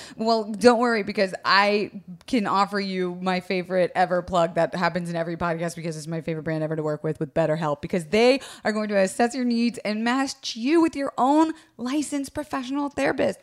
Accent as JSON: {"language": "English", "region": "Florida", "country": "United States", "tie": "born or raised there", "said": "I was raised in Florida"}